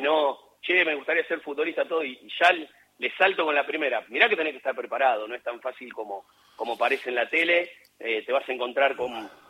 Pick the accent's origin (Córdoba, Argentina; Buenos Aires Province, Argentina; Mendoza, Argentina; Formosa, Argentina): Buenos Aires Province, Argentina; Luján; yo nací en Villa Flandria, pero es partido de Luján